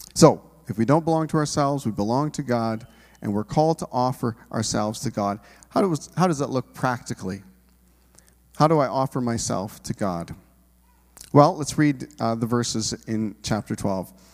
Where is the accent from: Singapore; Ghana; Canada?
Canada; we're Canadian individuals